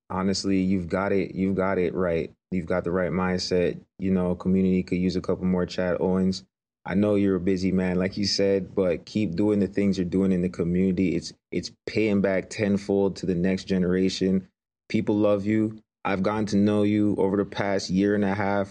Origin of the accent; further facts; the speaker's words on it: Greater Toronto Area, Ontario, Canada; growing up in the Greater Toronto Area